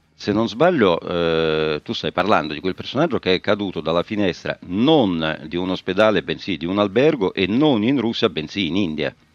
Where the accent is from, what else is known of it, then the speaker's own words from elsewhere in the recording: Rome, Lazio, Italy; da romano a romano